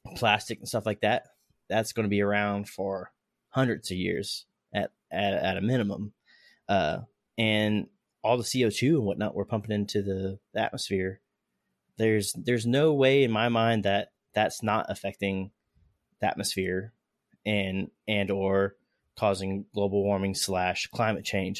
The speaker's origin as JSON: {"language": "English", "region": "Florida", "country": "United States", "tie": "born or raised there", "said": "we're both from Florida. Uh, I've noticed when I was growing up, uh, hurricane season"}